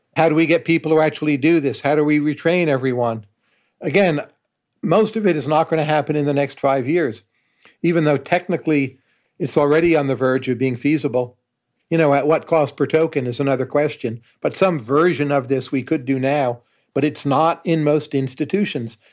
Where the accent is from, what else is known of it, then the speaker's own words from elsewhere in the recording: United States; as an American